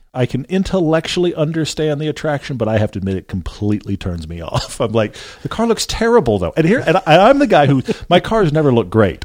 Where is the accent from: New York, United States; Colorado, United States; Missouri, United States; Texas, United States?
Texas, United States; I grew up in Texas